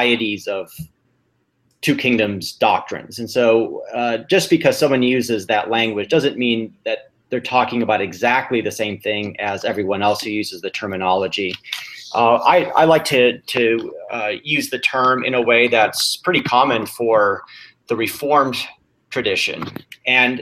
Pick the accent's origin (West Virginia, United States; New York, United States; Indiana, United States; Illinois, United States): Illinois, United States; Chicago; now in California, United States; I was born and raised in the Chicago area